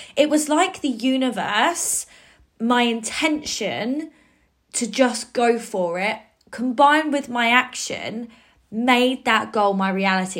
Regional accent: Cambridge, East of England, United Kingdom; my hometown in Cambridge

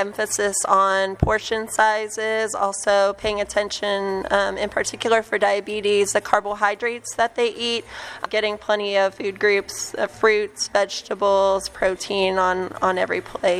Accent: Kansas, United States; now in McAllen, United States; I'm originally from Kansas.

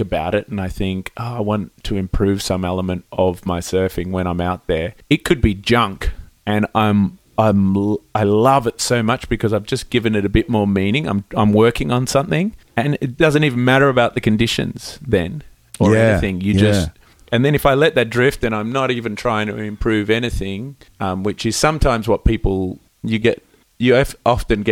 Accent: Melbourne, Victoria, Australia; I grew up in Melbourne

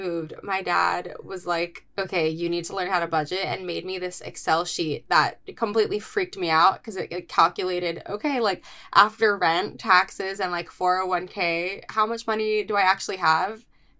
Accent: California, United States; now in New York City, United States; I am, you know, born and raised in California.

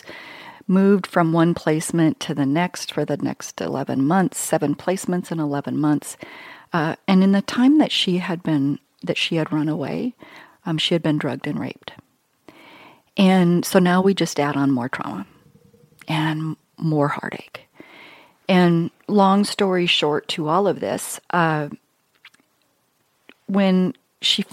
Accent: Billings, Montana, United States; I grew up in Billings.

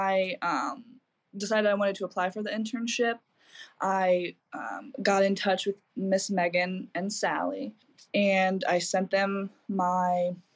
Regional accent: Keller, Virginia, United States; I'm an Eastern Shore native. I've lived here my whole life. I grew up in Keller, up in Accomack County.

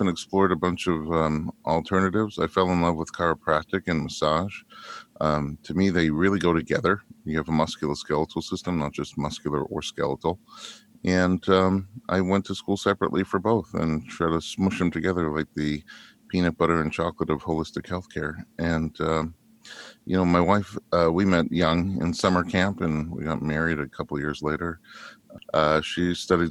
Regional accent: New York, United States; now in Los Angeles, United States; I grew up in New York

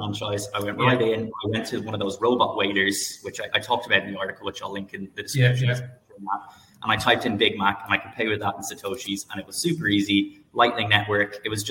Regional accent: Ireland; I'm Irish

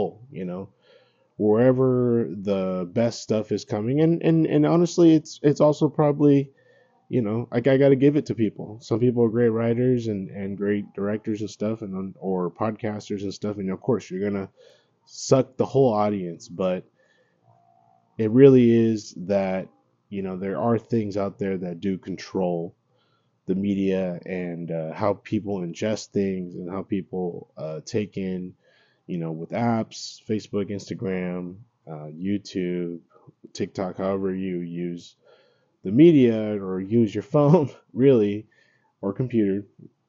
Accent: United States; growing up here, being American, I grew up going to school just like everyone else

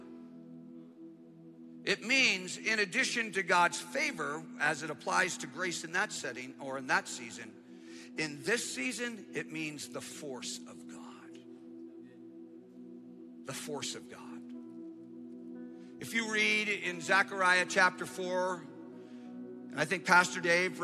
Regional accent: Canada; moved away; I grew up in Canada

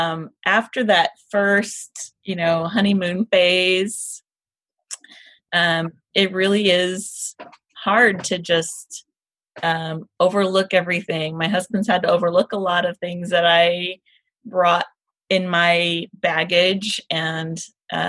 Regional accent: the South, United States; moved away; I am from the South

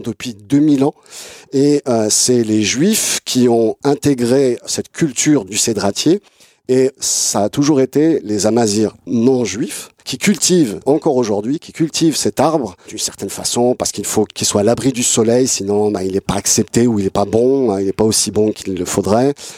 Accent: France; j'ai grandi en France

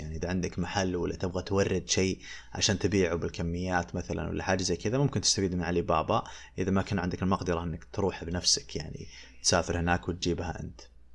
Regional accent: Saudi Arabia; عندنا في السعودية

